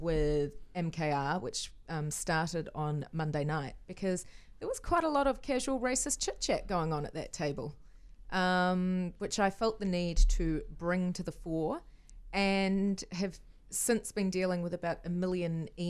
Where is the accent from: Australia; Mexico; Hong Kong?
Hong Kong; I grew up in Hong Kong and I've spent my life having people ask, where are you from? But you're not Asian.